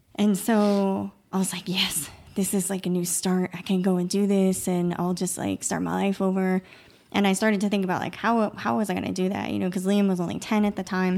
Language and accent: English; Massachusetts, United States; moved away as an adult; we both, um, were born and raised in Massachusetts